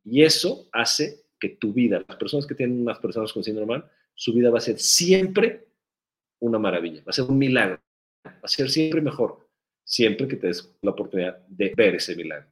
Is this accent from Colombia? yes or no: no; Guadalajara, Jalisco, Mexico; la primera vez que yo me acuerdo, muy chiquito, de ir a unos tacos aquí en la ciudad de Guadalajara.